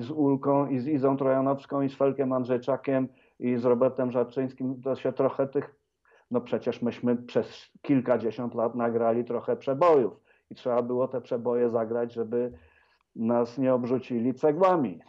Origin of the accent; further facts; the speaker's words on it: Wrocław, Lower Silesian Voivodeship, Poland; moved away; Radia Wrocław, mojego rodzinnego miasta